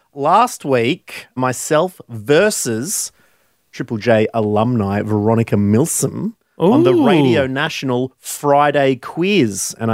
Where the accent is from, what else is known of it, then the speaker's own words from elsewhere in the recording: Queensland, Australia; I'm 37 from Queensland and I showed sporting prowess.